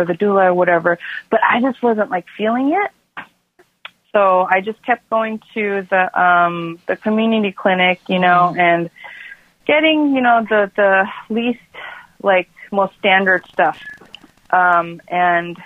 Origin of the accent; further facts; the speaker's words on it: South Korea; moved away; I'm from South Korea